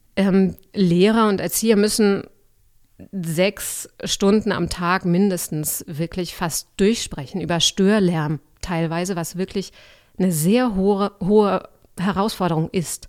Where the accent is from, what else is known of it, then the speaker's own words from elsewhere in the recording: Augsburg, Bavaria, Germany; also born or lived in Leipzig / Halle; now in Berlin, Germany; Ich bin aufgewachsen in Augsburg, aber studiert habe ich nicht dort